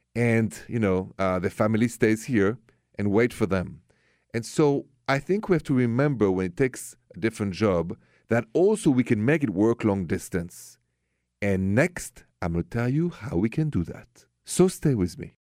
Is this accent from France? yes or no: yes; Paris, Île-de-France, France; accent: French; English is a second language; moved away; my accent is French. Straight from Paris